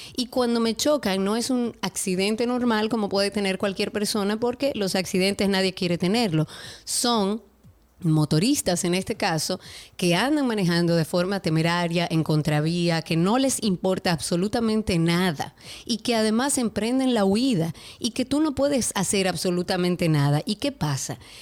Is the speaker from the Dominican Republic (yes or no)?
yes; Dominican Republic; now in Buenos Aires, Argentina; yo soy caribeña